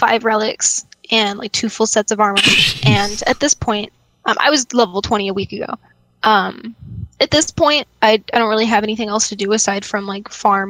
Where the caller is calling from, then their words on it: Las Vegas, Nevada, United States; from Vegas, actually. I just met you guys.